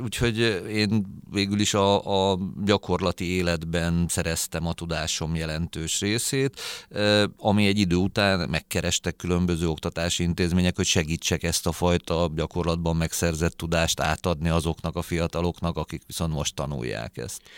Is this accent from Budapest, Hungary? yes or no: yes; Budapest, Hungary; also born or lived in Gödöllő; Először Gödöllön laktunk évekig a családunkkal, aztán amikor elváltak a szüleim, akkor Budapestre költöztünk, mert Budapesten születtem.